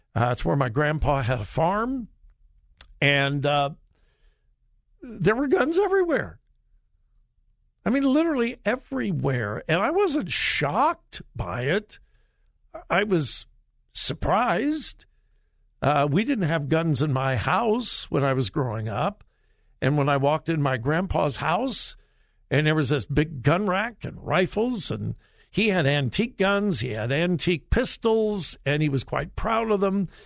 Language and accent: English; Compton, California, United States; also born or lived in Mount Vernon, Missouri; I grew up in Southern California, and no, uh, you would not go to my high school in Compton, California